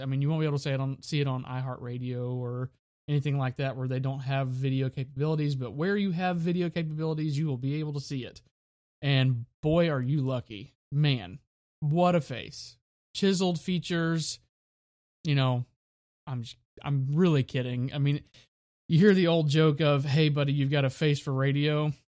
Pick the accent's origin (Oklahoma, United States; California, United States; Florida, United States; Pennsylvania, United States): Florida, United States; Florida Panhandle, United States; my hometown in Florida, in the Florida Panhandle